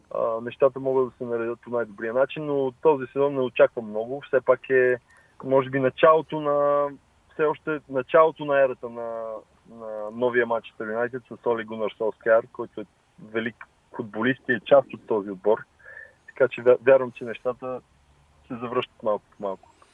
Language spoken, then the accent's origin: Bulgarian; Lozen, Sofia City, Bulgaria; аз се гордея от, с корените си а, че съм от, от България, от София, по-точно от Лозен.